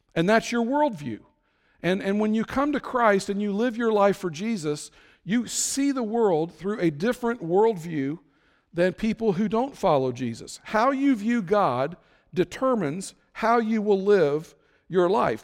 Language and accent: English; Florence, Kentucky, United States; now in Terre Haute, United States; my hometown of Florence, Kentucky